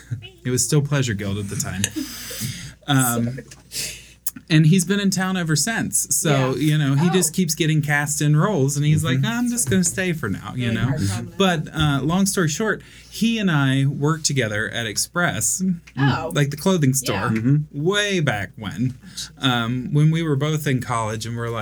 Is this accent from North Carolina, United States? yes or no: no; Jackson, Ohio, United States; Jackson, Ohio.